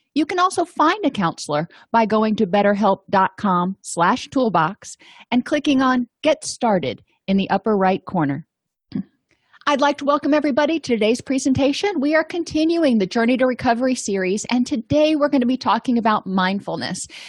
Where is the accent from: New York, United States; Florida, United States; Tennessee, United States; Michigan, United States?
Florida, United States; I grew up in Florida, and I went to the University of Florida